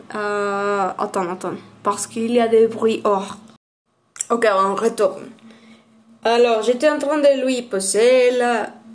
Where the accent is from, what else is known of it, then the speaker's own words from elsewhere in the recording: Aguascalientes, Mexico; French is a second language; Moi, je suis d'Aguascalientes.